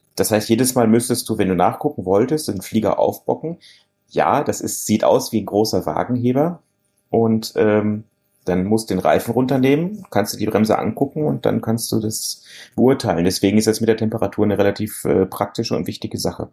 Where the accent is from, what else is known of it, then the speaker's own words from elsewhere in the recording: North Rhine-Westphalia, Germany; bei uns in Westfalen